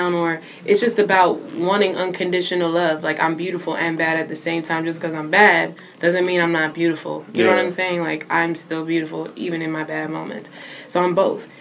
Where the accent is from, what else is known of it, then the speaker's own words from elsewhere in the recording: Philadelphia, Pennsylvania, United States; I'm from Philadelphia, Pennsylvania.